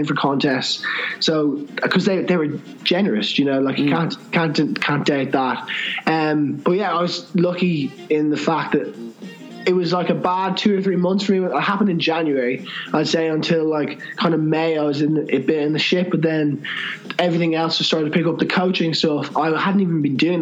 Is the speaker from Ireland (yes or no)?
yes; Ireland; I'm from Ireland